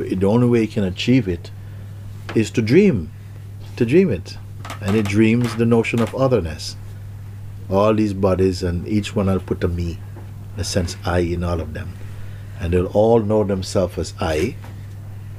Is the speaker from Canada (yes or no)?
no; Jamaica; moved away; growing up in Jamaica